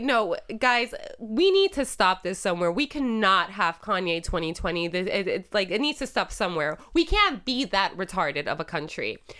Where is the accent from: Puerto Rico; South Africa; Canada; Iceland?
Puerto Rico; first language Spanish; English is a second language; moved away; growing up in Puerto Rico, I was buying cigarettes when I was fourteen